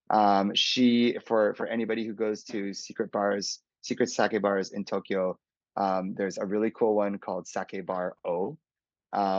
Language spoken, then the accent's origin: English; Calgary, Alberta, Canada; moved away as an adult; also born or lived in Hong Kong